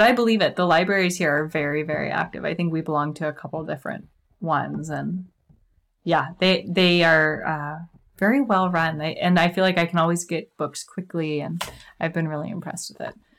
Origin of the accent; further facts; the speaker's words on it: Kansas City, United States; now in Puget Sound area, United States; I'm originally from Kansas City